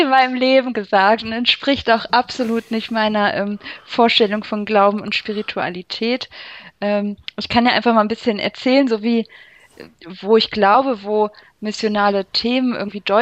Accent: Hanover, Lower Saxony, Germany; ja, ich komme aus Hannover. Ähm, bestimmt wegen des Hochdeutsch

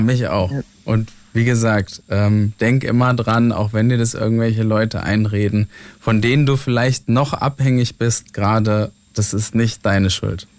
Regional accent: near Mainz, Rhineland-Palatinate, Germany; komme aus der Nähe von Mainz, vom Dorf

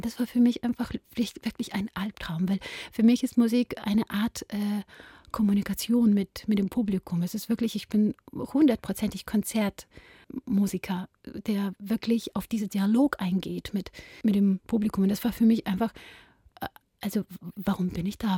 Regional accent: Ukraine; moved away; bin ich eine Ukrainerin, bin ich eine Judin

